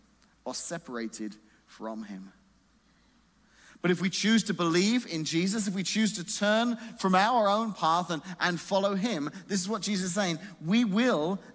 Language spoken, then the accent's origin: English; England, United Kingdom; moved away as an adult; now in Illinois, United States; I grew up in England